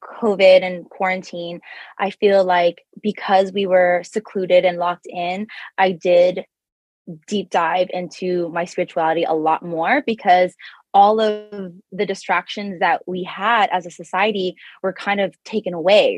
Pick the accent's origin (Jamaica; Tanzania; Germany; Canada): Canada; Toronto, Ontario; now in Bay Area, United States; I was born and raised in Toronto, Canada, and I found myself in California, specifically the Bay Area